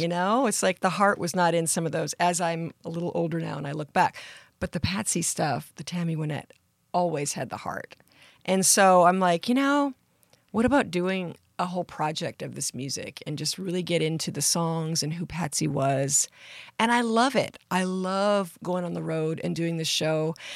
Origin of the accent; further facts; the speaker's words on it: Surrey, British Columbia, Canada; I grew up in Surrey, British Columbia, in Canada